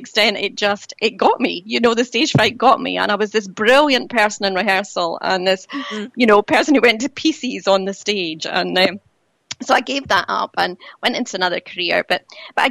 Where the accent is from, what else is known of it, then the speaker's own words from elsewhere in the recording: Dunfermline, Scotland, United Kingdom; also born or lived in Spain; I was born in Dunfermline in Fife in Scotland